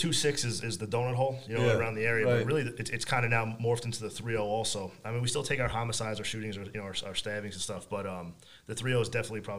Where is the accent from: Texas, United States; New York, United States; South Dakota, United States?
New York, United States; Long Island; I'm from Long Island.